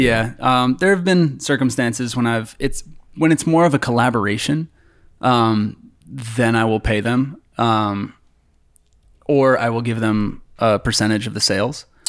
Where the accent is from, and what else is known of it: near Boston, Massachusetts, United States; born or raised there; moved away as an adult; now in Los Angeles, United States